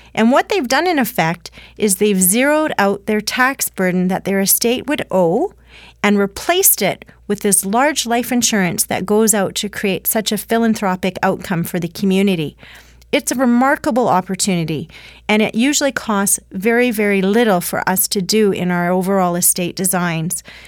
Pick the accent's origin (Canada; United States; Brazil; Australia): Canada; as a Canadian population, we do feel strongly about our value sets